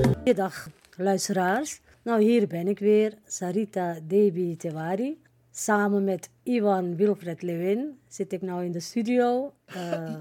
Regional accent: Suriname; now in Netherlands; Kijk, ik woon al 53 jaar hier in Nederland. Maar ik ben een Surinamer. Ik blijf ook een Surinamer.

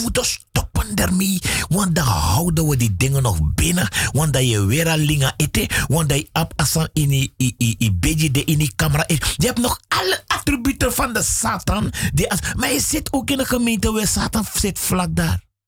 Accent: Suriname; ik ben in Suriname geboren

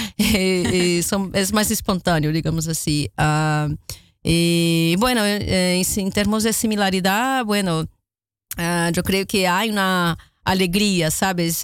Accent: Rio de Janeiro, Brazil; Spanish is a second language; moved away; Río de Janeiro, como soy, de donde soy originalmente

